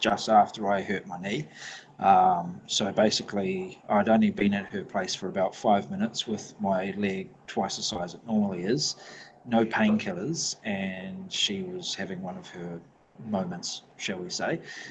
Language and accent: English; New Zealand; accent: New Zealand; now in Brisbane, Australia; I'm a New Zealander